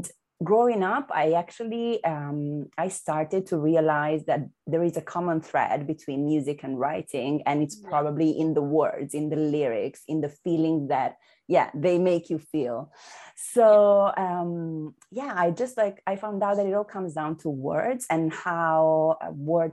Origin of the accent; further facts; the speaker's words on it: Milan, Lombardy, Italy; moved away as an adult; now in Amsterdam, Netherlands; I was born and raised in Milan, and then I relocated to Amsterdam, the Netherlands